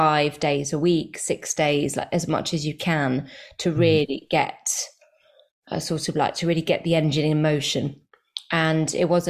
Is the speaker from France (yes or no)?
yes; France; moved away as an adult; also born or lived in Zimbabwe; now in United Kingdom; but I was born in Zimbabwe and then we moved to the UK. I must have lived there for a little bit, but I can't remember it. And then we moved to France when I was like four.